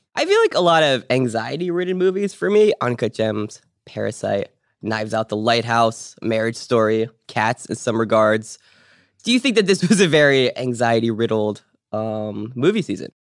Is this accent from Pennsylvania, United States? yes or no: yes; Pittsburgh, Pennsylvania, United States; I was born in Pittsburgh.